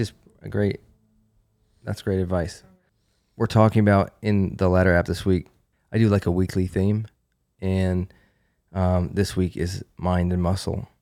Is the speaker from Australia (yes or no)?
no; Western New York, United States; moved away; I grew up in Western New York. I grew up in a snow belt.